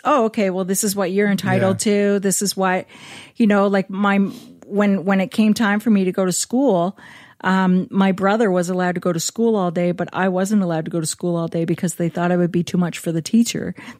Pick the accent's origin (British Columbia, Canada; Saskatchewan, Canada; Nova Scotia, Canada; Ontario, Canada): Nova Scotia, Canada; Springhill; now in Halifax, Canada; I grew up in Spring Hill. Not Halifax.